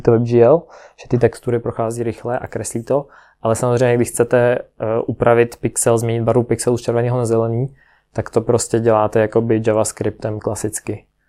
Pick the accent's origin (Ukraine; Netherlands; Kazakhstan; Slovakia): Ukraine; also born or lived in Prague, Czech Republic / Kostelec nad Orlicí, Czech Republic; now in Czech Republic; Jinak pocházím z Ukrajiny, proto mám takový ne úplně český jméno.